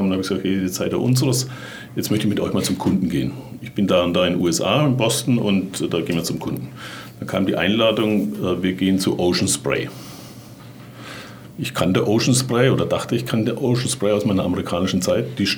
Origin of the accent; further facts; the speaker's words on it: Bavaria, Germany; Jetzt bin ich ja Franke